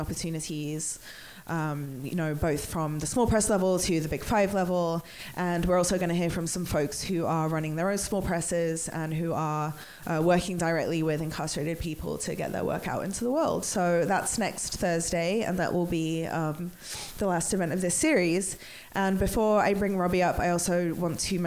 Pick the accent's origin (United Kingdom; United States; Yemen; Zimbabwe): United Kingdom; England; I'm English